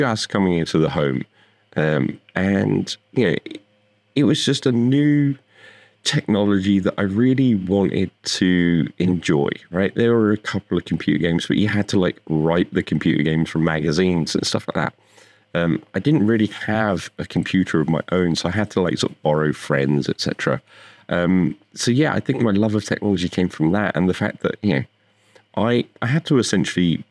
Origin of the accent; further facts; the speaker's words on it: United Kingdom; moved away as an adult; now in Las Vegas, United States; I'm from the UK, I grew up there. I've lived there for most of my life